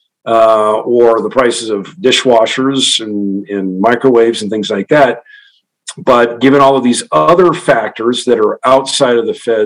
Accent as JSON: {"language": "English", "region": "Western Kansas", "country": "United States", "tie": "born or raised there", "said": "I grew up in Western Kansas, where you fallow every other year in a wheat fallow rotation"}